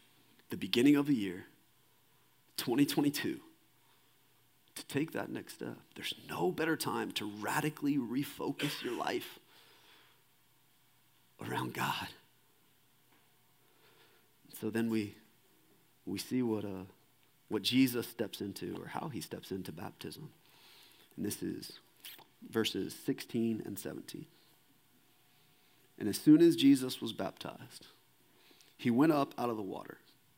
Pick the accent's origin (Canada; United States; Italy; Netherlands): United States; Kingwood, Texas; And I grew up right outside of Houston in a suburb called Kingwood, Texas.